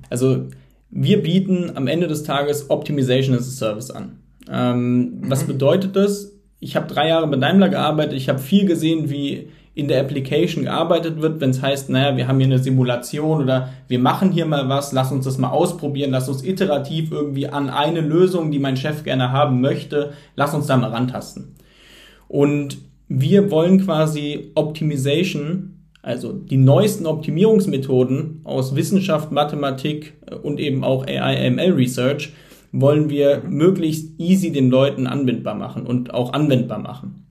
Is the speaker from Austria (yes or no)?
no; Heidelberg, Baden-Württemberg, Germany; moved away; Ich komme ursprünglich aus Heidelberg